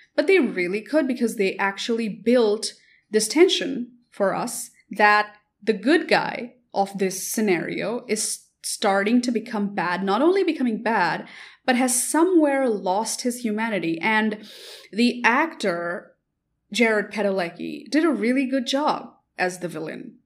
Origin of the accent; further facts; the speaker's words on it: India; I come from India